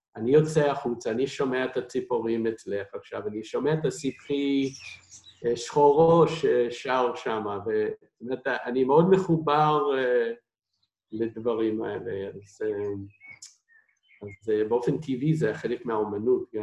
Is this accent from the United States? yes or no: yes; United States; Hebrew is a second language; moved away as an adult; now in Israel; אני במקור מארצות הברית